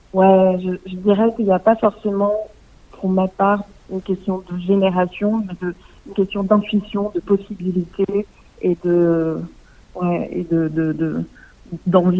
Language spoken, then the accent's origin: French; Alsace, Grand Est, France; moved away as an adult; also born or lived in Paris, France; now in Leipzig, Germany; je suis née en Alsace